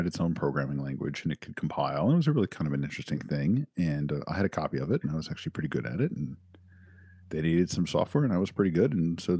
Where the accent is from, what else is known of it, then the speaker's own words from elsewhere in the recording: Silver Spring, Maryland, United States; Silver Spring, Maryland.